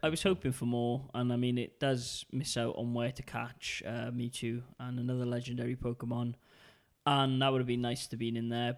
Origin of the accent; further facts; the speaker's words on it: United Kingdom; now in Denmark; being British